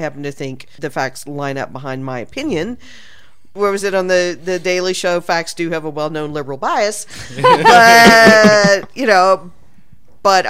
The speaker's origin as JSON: {"language": "English", "region": "Texas", "country": "United States", "said": "I'm from Texas"}